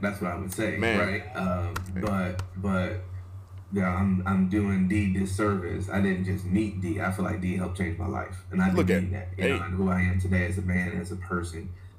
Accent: Chicago, Illinois, United States; moved away; also born or lived in Joliet / Plainfield; I'm from Chicago. I'm a Chicago kid, born and raised West Side.

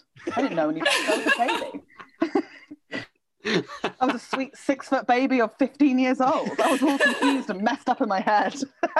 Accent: Northeast Hampshire, South East England, United Kingdom; I'm from Northeast Hampshire.

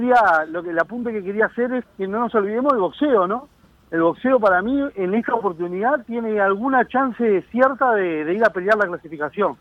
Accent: Uruguay

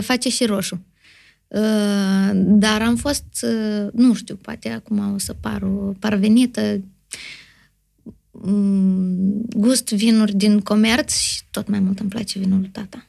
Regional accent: Moldova; sunt moldoveancă

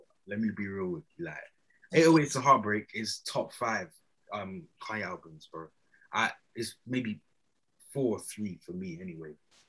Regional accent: Nigeria; Obviously, being Nigerian, it was Afrobeat from young.

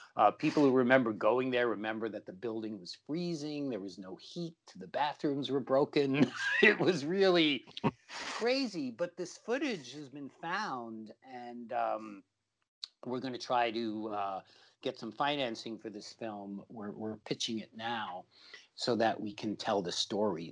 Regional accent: New York, United States; my life growing up in New York.

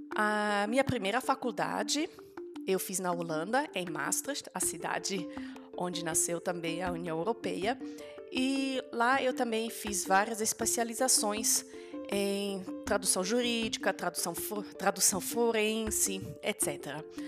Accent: Germany; first language German and Dutch; Portuguese is a second language; moved away; Eu nasci na Alemanha como filha de pai alemão e mãe holandesa então já fui crescendo bilingue, falando tanto alemão quanto holandês. Como a gente morava na Alemanha muito perto da fronteira

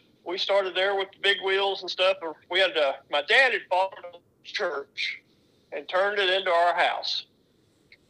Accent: Bartlett, Tennessee, United States; I'm Bartlett, Tennessee, actually. But I've lived here in the Memphis area my whole life.

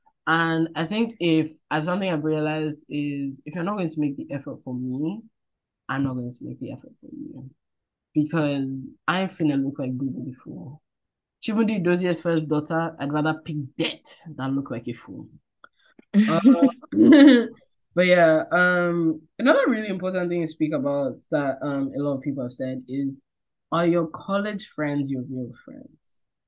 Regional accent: Nigeria; I feel like just growing up as a Nigerian, you just kind of learn, there's no time to be beating around the bush.

